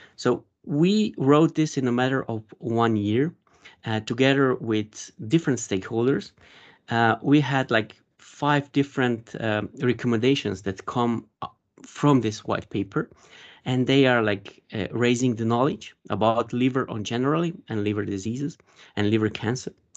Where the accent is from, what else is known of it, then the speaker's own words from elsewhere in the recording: Slovenia; I'm from Slovenia